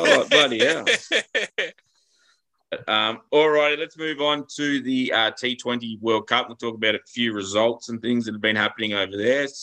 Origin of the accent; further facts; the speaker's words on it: Australia; as an Australian